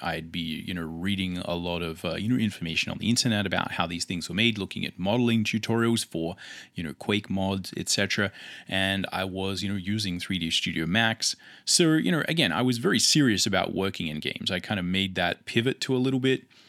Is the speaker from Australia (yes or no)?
yes; Adelaide, South Australia, Australia; I come from Adelaide, Australia